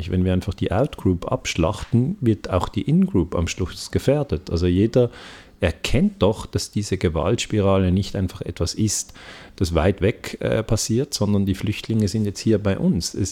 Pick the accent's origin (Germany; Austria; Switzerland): Switzerland; ich spreche als Mann, als Europäer, als Schweizer